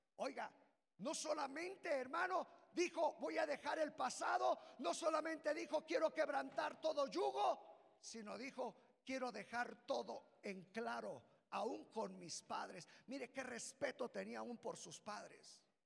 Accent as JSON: {"language": "Spanish", "country": "Mexico", "said": "de ser mexicanos"}